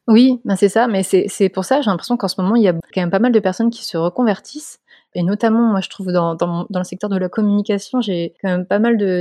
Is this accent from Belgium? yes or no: no; Montpellier, Occitania, France; je suis de Montpellier